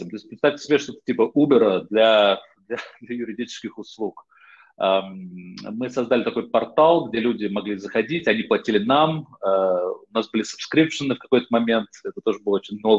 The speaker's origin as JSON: {"language": "Russian", "country": "Netherlands", "tie": "born or raised there", "also_born_or_lived": "Moscow, Russia / United States", "said": "Я родился в Москве, почему я говорю по-русски. В раннем детстве, еще в советское время, мои родители приехали в США. Я там жил в детстве. В какой-то момент оказался еще в довольно раннем детстве в Нидерландах, где, в общем, мой дом, где я прожил почти всю жизнь."}